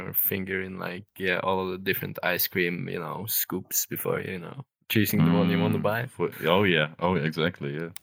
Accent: Norway; I'm from Norway

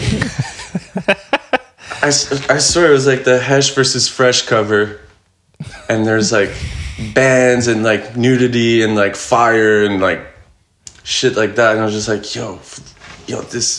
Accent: Montreal, Quebec, Canada; I was born and raised in Montreal

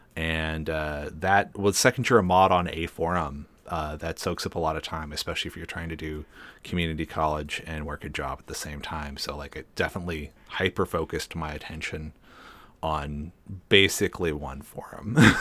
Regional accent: Seattle, Washington, United States; growing up in Seattle

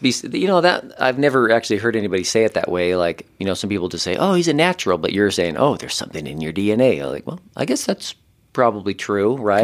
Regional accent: Ogden, Utah, United States; I grew up in Ogden, Utah, which is I don't know, kind of the more northern part of Utah

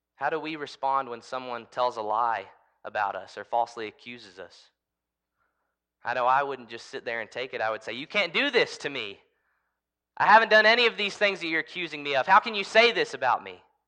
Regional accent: United States; I'm an American

